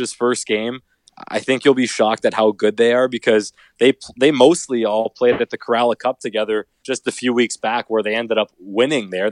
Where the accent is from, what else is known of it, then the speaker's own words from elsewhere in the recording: Canada; I'm a Canadian like you